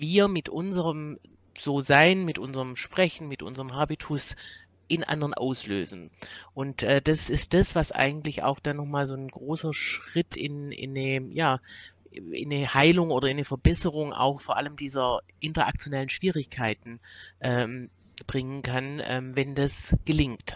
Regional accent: Swabia, Germany; now in Cologne, Germany; komme nicht aus Köln, ich komme aus dem Schwäbischen, aber bin seit einigen Jahren in Köln

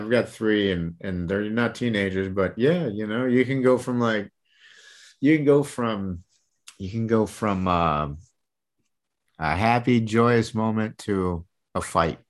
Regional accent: Michigan, United States; also born or lived in Tampa Bay area, Florida; now in Tampa Bay, United States; I was born and raised in Michigan

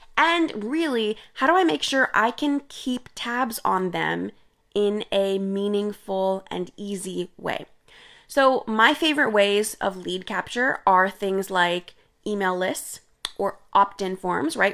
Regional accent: India; I'm Indian, and, uh, I grew up drinking chai

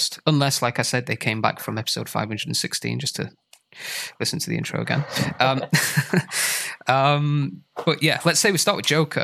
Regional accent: Sheffield, Yorkshire and the Humber, United Kingdom; now in Lima, Peru; I'm from Sheffield in the north of England

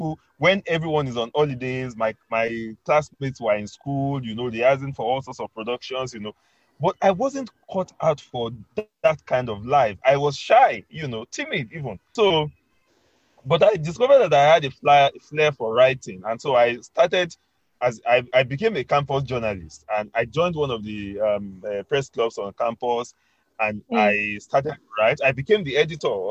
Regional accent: Kwara, Nigeria; I'm from Kwara State.

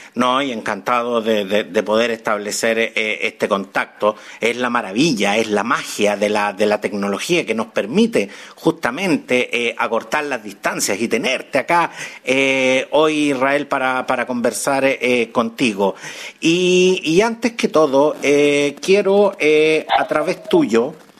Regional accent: Chile; acá en mi país, en Chile

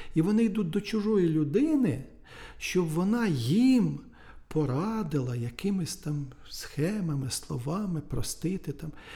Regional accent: Nedryhailiv, Sumy Oblast, Ukraine; moved away; в Недригайлові в районному центрі, в колишньому, де звідки я родом, і в Сумах

